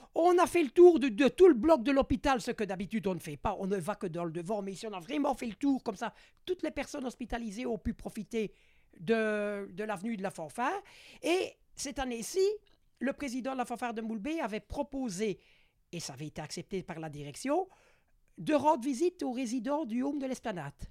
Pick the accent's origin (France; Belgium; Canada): Belgium; faubourg de Mons, Wallonia; Je suis natif du faubourg de Mons, c'est mon, lieu de naissance